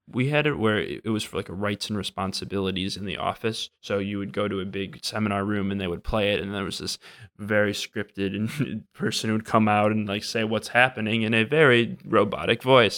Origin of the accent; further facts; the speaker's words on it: Wisconsin, United States; moved away as an adult; also born or lived in Minnesota; now in Washington, D.C., United States; I'm from Wisconsin, went to school in Minnesota, and now I'm out in Washington, D C, working for the government